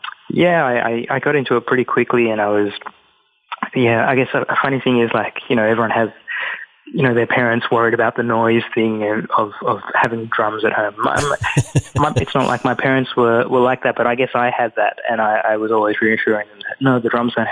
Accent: Australia; moved away as an adult; also born or lived in London, United Kingdom; now in New York, United States; growing up in Australia, I felt as though I was Sri Lankan

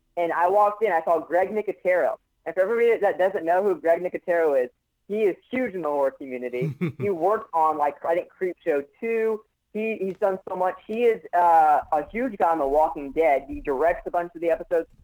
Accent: Orlando, Florida, United States; I grew up here. I'm, I'm a I'm a Florida boy. I'm, a hardcore Floridian. Uh, I I was uh, born and raised here.

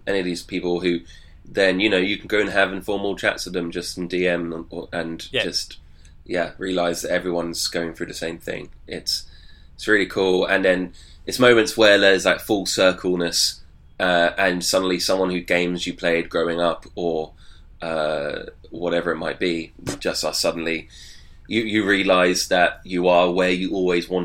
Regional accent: United Kingdom; being British

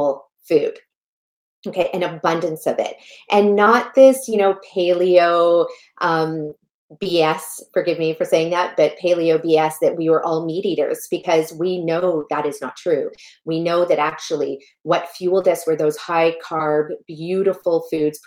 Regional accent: Canada; also born or lived in Malawi; I was born in a tiny little village in Malawi, Africa, that has no plumbing, no electricity. And that's where I come from. And then I was raised in Canada

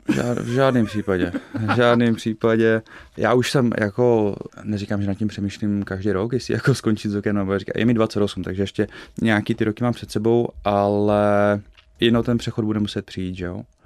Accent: Slovakia; also born or lived in Canada; now in Olomouc, Czech Republic; pocházím ze Slovenska

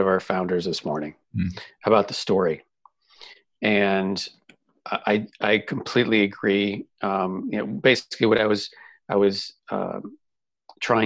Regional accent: Boston, Massachusetts, United States; moved away as an adult; also born or lived in Southern California; now in Kansas City, United States; I grew up in Boston. And so I lived in Boston for 22 years.

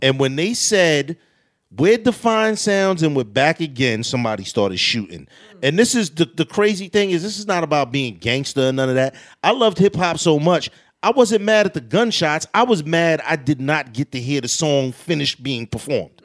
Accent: New York City, New York, United States; growing up in Queensbridge, the recenter was almost like a celebrity spot.

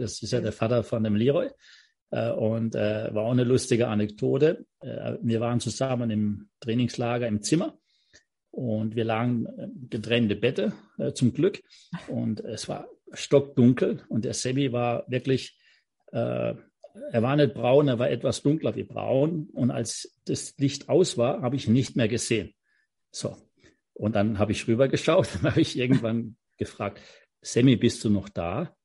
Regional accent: Offenburg, Baden-Württemberg, Germany; ich bin in Offenburg groß geworden, habe im FV Offenburg Fußball gespielt

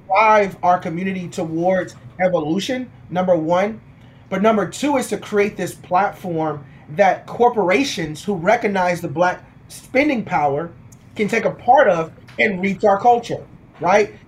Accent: Houston, Texas, United States; I'm originally from Houston, Texas, born and raised in Houston, Texas

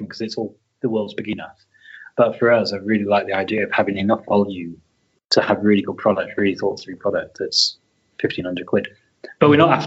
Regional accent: Leicester, East Midlands, United Kingdom; moved away; also born or lived in Yorkshire; I grew up in Leicester, then we moved to Yorkshire and I lived about 2 miles away from the town centre.

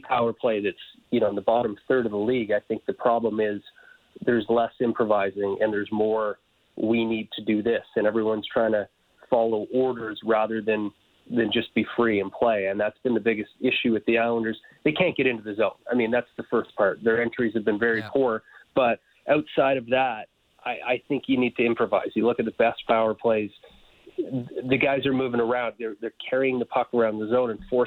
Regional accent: Calgary, Alberta, Canada; I grew up in Calgary

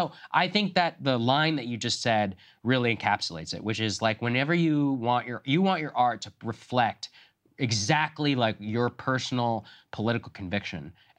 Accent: Texas, United States; moved away; I grew up in Texas, bombarded with it. So I've rejected it ever since I left.

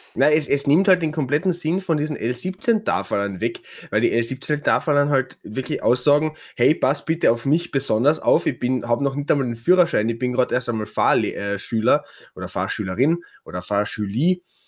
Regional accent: Klagenfurt, Carinthia, Austria; bei uns in Klagenfurt

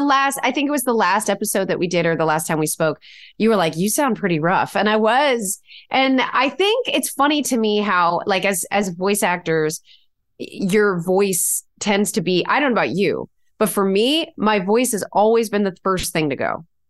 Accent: Connecticut, United States; we're from Connecticut, but Will and I both grew up going to New York

